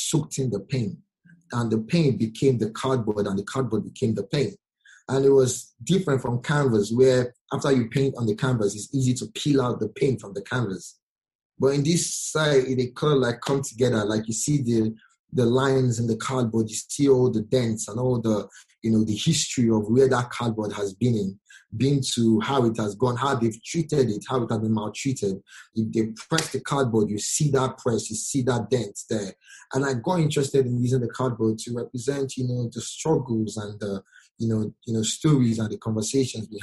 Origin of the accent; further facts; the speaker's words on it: Nigeria; I'm a Nigerian